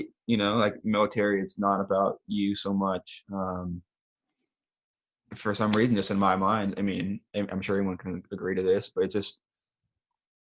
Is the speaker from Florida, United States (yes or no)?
no; Tennessee, United States; moved away; also born or lived in Colorado / Alabama; I grew up down in Tennessee playing basketball